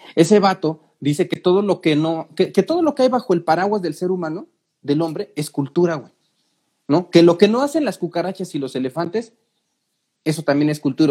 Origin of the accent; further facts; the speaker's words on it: Mexico City, Mexico; yo soy de la Ciudad de México